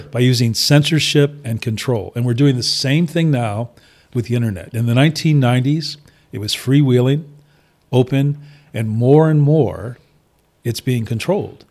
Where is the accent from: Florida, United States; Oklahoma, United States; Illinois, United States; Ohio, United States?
Ohio, United States; Toledo; I grew up in sort of greater metropolitan Toledo